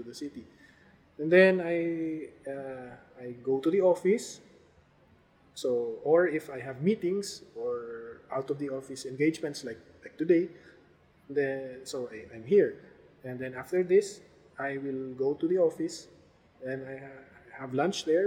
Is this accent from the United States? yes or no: no; Philippines; as a Filipino citizen